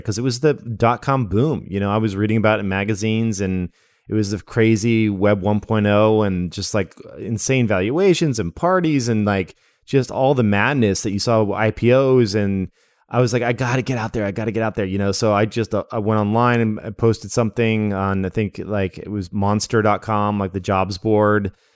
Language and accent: English; Las Vegas, Nevada, United States; moved away as an adult; also born or lived in Redding, California / Salem, Oregon; now in Portland, United States; I was born in Redding, California, but I don't remember it. And then I remember living in Oregon for a bit, which is where I am now in Portland. But we were living in a, a little town called Salem. And then when I was in second grade, we moved out to Las Vegas